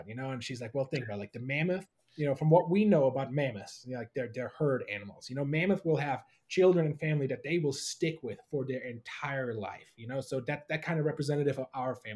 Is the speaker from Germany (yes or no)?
yes; Germany; moved away; I was born and raised in Germany